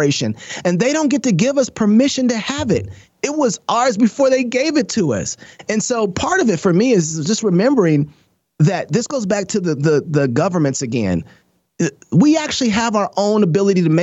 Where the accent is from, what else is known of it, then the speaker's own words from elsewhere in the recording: Minneapolis, Minnesota, United States; now in Idaho, United States; my original home, Minneapolis